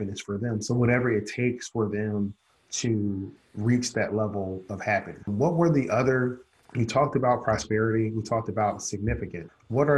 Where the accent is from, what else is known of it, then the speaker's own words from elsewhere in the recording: Philadelphia, Pennsylvania, United States; growing up in Philadelphia, my dad worked two jobs.